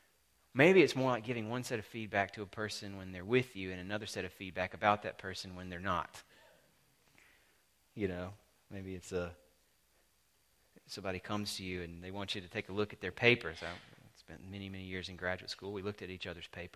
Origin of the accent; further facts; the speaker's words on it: the South, Southern United States, United States; I'm a Southerner.